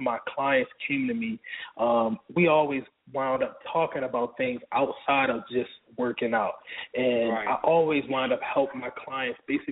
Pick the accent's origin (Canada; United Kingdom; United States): United States; Baltimore, Maryland; now in Atlanta, United States; I'm from Baltimore originally. I live in Atlanta right now